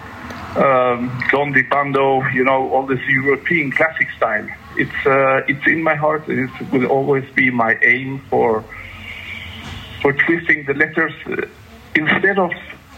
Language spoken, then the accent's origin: English; Gothenburg, Västra Götaland, Sweden; I come from Gothenburg, the second city